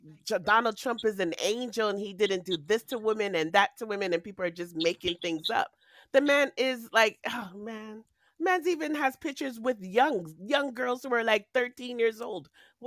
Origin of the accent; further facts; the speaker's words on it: Canada; I'm Canadian, by the way.